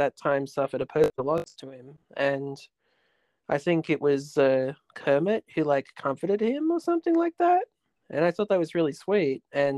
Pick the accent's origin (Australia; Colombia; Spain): Australia; Riverwood, New South Wales; When I was growing up near Riverwood, you know, they would always have what was it, Domino's across the road, and then they'd have Video Easy